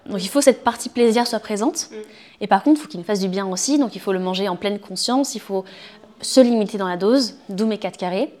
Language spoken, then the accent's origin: French; Bordeaux, Nouvelle-Aquitaine, France; also born or lived in Nantes; je suis née ici à Bordeaux